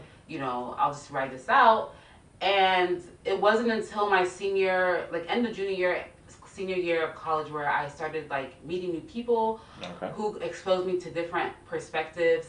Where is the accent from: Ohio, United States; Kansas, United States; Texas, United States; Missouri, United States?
Ohio, United States; Columbus; born and raised in Columbus, Ohio